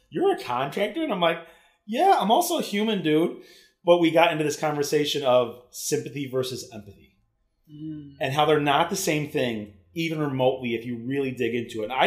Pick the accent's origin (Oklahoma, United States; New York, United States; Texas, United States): New York, United States; Cheektowaga; I grew up in South Cheektowaga